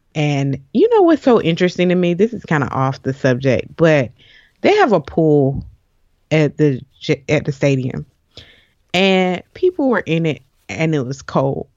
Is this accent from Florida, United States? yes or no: yes; Jacksonville, Florida, United States; I am a Jacksonville native